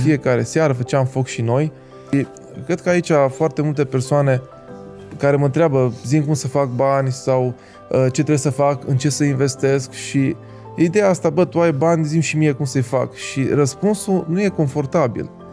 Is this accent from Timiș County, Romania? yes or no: yes; Timișoara, Timiș County, Romania; moved away as an adult; also born or lived in Reșița; la 2 ani am luat decizia să mă mut la Timișoara. După care am crescut la Timișoara până la 20 și puțin de ani